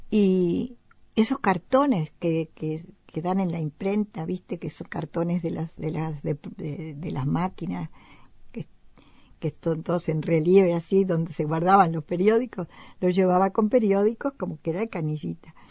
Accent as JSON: {"language": "Spanish", "country": "Spain", "moved": "yes", "said": "yo vengo de España, tú sabes que hace 30 años que me fui"}